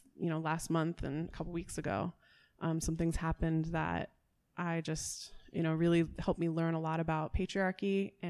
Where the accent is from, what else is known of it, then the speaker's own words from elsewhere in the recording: Washington, District of Columbia, United States; I'm from Washington, D.C. originally, and come to learn that kind of the music that I grew up with in D.C., go-go